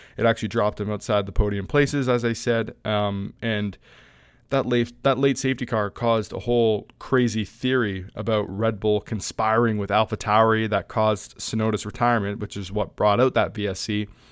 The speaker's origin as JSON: {"language": "English", "country": "Canada", "said": "I'm Canadian, I'm not American"}